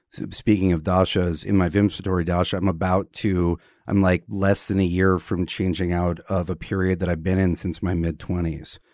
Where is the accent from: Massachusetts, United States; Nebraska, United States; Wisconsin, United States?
Wisconsin, United States; growing up in Wisconsin, um, we had a creek in the backyard